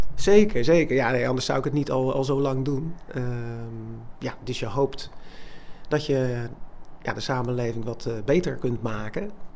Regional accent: Rotterdam, South Holland, Netherlands; now in Lansingerland, Netherlands; Oorspronkelijk kom ik uit Rotterdam

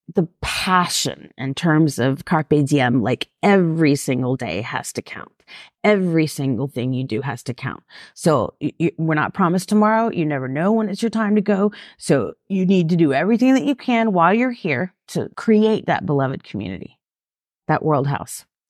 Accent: Atlanta, Georgia, United States; growing up in Atlanta

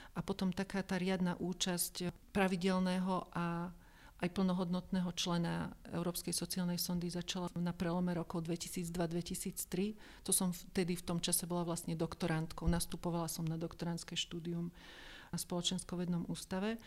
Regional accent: Slovakia; som zo Slovenska

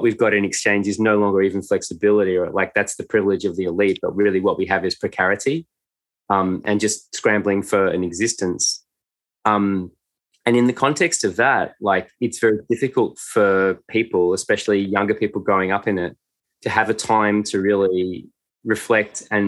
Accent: Australia; upper middle class white kids growing up in Australia

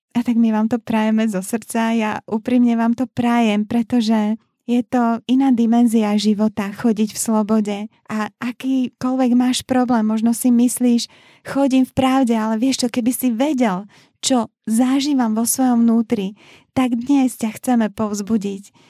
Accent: Bratislava, Bratislava Region, Slovakia; moved away as an adult; also born or lived in Liptov; Ja som sa presťahovala z Bratislavy na Liptov

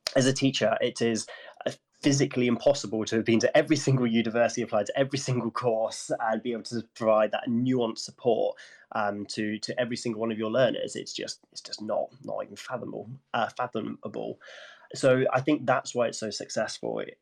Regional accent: Gloucestershire, South West England, United Kingdom; I come from Gloucestershire

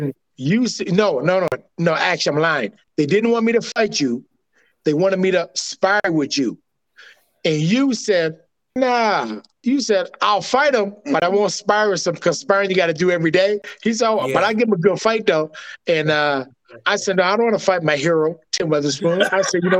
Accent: Canada; accent: Canadian; I'm a Canadian flame

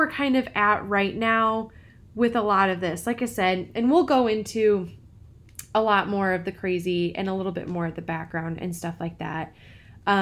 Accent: Peoria, Illinois, United States; I grew up in the middle of a big city in central Illinois. I grew up in Peoria.

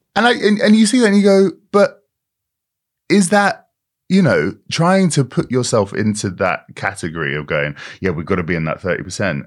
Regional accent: United Kingdom; Britain that I grew up

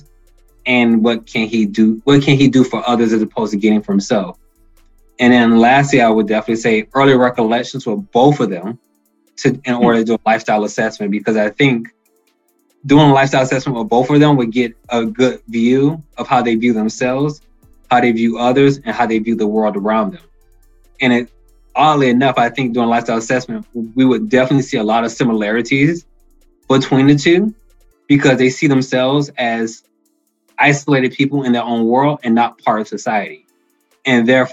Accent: Miami, Florida, United States; I'm from Miami

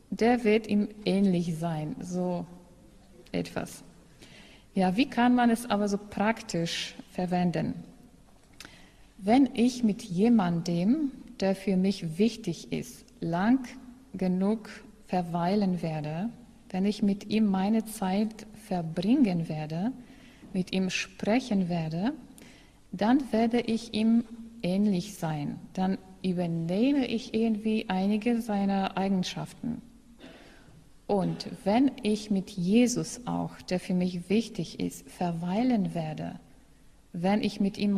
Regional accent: Poland; German is a second language; In meiner Heimat, also in Polen, sagt man ein solches Sprichwort.

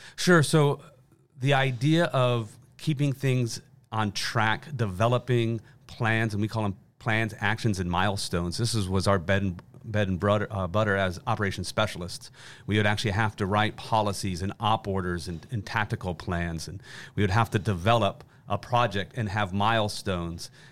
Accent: Western Pennsylvania, United States; moved away as an adult; also born or lived in Williamsburg, Virginia; now in Virginia, United States; we grew up in Western Pennsylvania

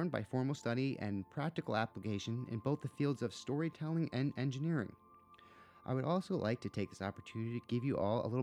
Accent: New Jersey, United States; moved away as an adult; also born or lived in Santa Fe, New Mexico / Los Angeles; I grew up in New Jersey

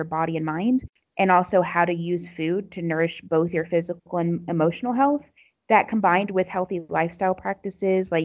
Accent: United States; moved away as an adult; now in Morocco; I'm an American Muslim convert.

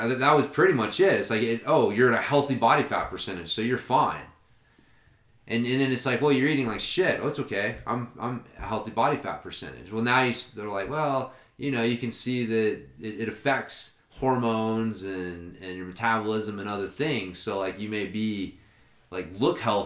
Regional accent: Oklahoma, United States; I'm from Oklahoma

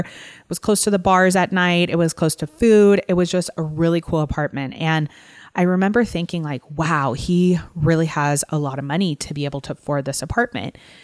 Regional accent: Texas, United States; moved away; I grew up in Texas

